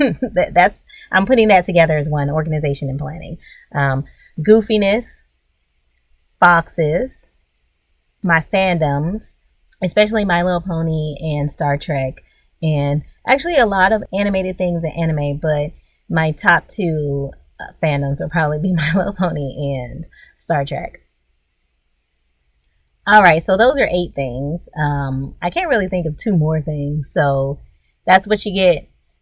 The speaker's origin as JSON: {"language": "English", "region": "Louisiana", "country": "United States", "tie": "born or raised there", "also_born_or_lived": "New York", "said": "So I was born in Louisiana. I'm an Army rat, so I was born in Louisiana, but we immediately moved to upstate New York. However, we moved back to northern Louisiana, where my parents are from, before I was in middle school."}